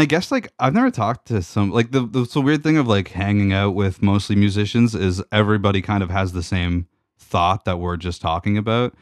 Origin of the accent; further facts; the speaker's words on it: Georgian Bay, Ontario, Canada; I grew up on Georgian Bay